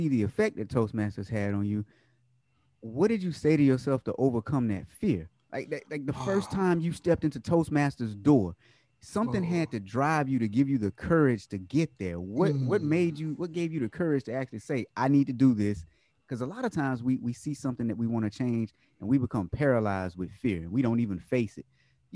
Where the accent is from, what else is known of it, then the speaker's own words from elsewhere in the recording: the South, United States; we're both from the South.